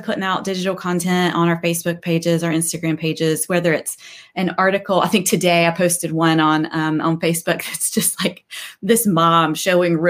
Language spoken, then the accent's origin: English; North Carolina, United States; I grew up in North Carolina and went to school at NC State.